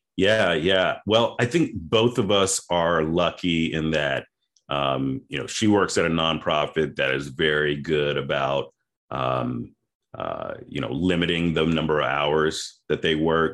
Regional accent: Memphis, Tennessee, United States; also born or lived in Boston, Massachusetts; now in Atlanta, United States; I'm originally from Memphis, Tennessee

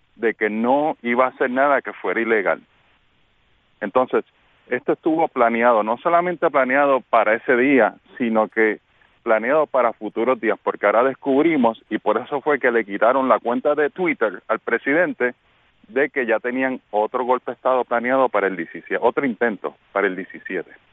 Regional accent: Puerto Rico; now in Florida, United States; como buen puertorriqueño

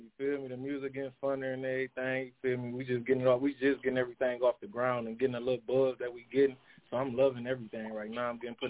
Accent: Saginaw, Michigan, United States; she's from the Sag. Okay. That's where I'm from.

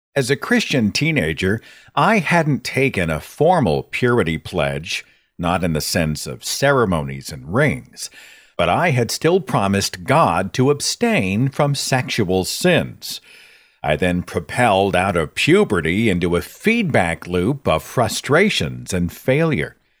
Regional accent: Tulsa, Oklahoma, United States; my hometown of Tulsa, Oklahoma

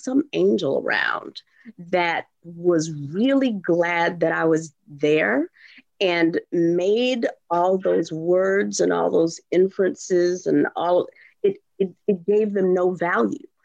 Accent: Houston, Texas, United States; moved away; Houston, born and raised

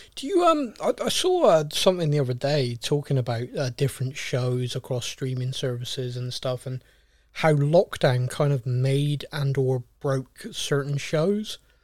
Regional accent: United Kingdom; We're very British.

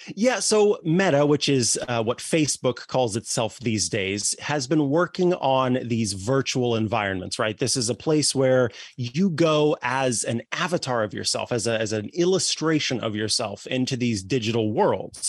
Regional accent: Missouri, United States; moved away; I'm from Missouri originally

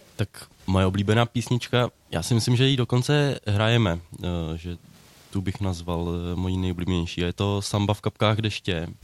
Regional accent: Neratovice, Central Bohemian Region, Czechia; Já jsem z Neratovic

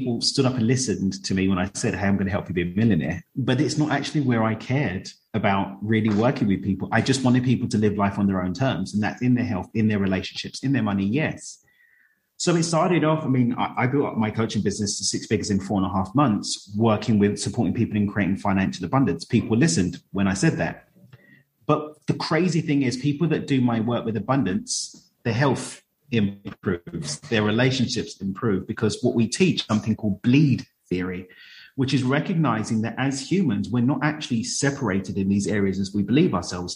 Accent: London, United Kingdom; moved away as an adult; now in Cabo San Lucas, Mexico; I grew up in East London

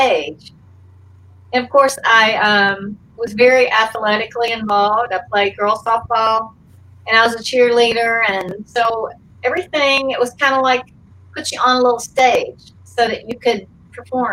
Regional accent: Forest Park, Georgia, United States; moved away as an adult; also born or lived in Alma, Georgia / California; we moved to a little town called Forest Park, which is near the Atlanta airport. And I went to elementary school there

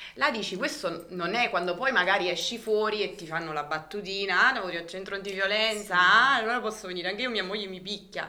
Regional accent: Alife, Campania, Italy; sono di Alife

